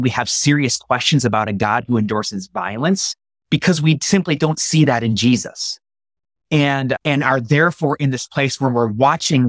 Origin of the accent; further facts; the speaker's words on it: United States; as American evangelicals